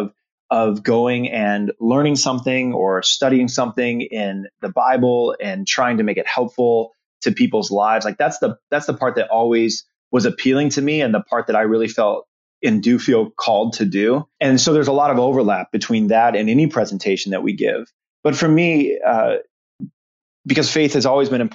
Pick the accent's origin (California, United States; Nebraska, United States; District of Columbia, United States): Nebraska, United States; Omaha; I grew up in Omaha, Nebraska